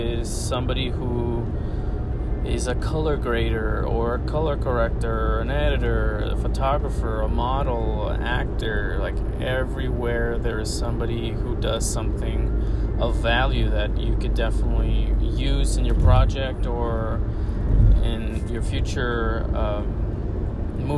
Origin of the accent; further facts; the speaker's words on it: Pharr, Texas, United States; moved away as an adult; now in Los Angeles, United States; Back in my hometown of Far in South Texas